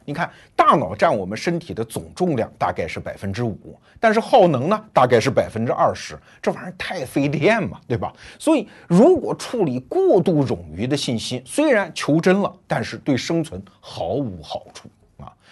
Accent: China; 我们中国人

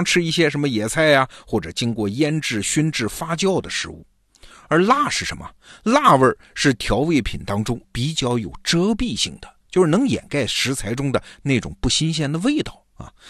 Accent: China; 在吃这个方面，我们中国人特别讲究吃个地道。

